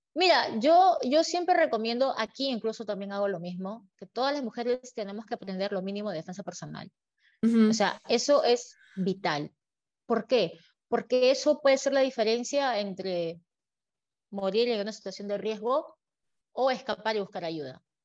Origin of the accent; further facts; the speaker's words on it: Peru; moved away as an adult; now in Dubai, United Arab Emirates; lo que extraño de Perú, obviamente, como buena peruana, es la comida